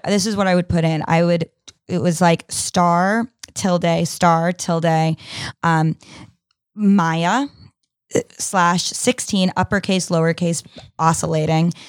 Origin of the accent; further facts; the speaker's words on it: New York, United States; when I was, uh, thirteen, fourteen, growing up in New York